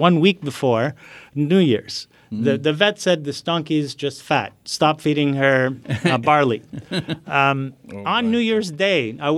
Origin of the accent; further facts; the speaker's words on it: Nablus, West Bank, Palestine; And I'm from Nablus, which is the largest Arab city in the West Bank.